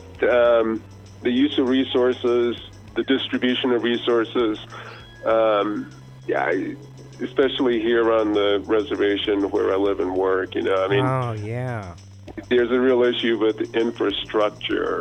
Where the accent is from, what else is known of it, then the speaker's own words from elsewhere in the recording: Raleigh, North Carolina, United States; I'm from Raleigh, North Carolina